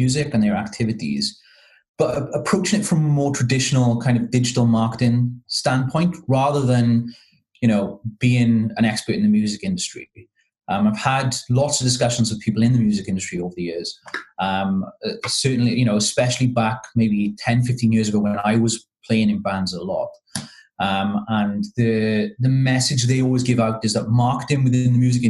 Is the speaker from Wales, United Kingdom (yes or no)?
yes; Cardiff, Wales, United Kingdom; now in Leicester, United Kingdom; I'm originally from Cardiff, but I live in Leicester in the East Midlands now, in the UK.